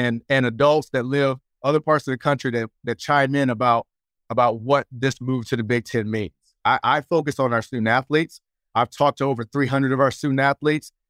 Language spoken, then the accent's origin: English; Fayetteville, North Carolina, United States; moved away as an adult; also born or lived in Michigan; now in Los Angeles, United States; I'm a kid from Fayetteville, North Carolina